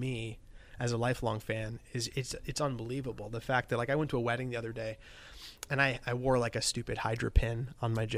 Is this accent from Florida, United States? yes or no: yes; South Florida, United States; I grew up in South Florida, and my youth was very Stranger Things-esque